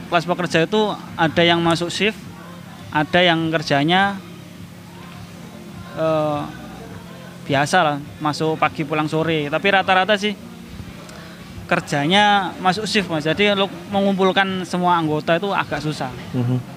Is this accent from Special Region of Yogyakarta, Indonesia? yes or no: yes; Sleman, Special Region of Yogyakarta, Indonesia; kalau saya sendiri aslinya Sleman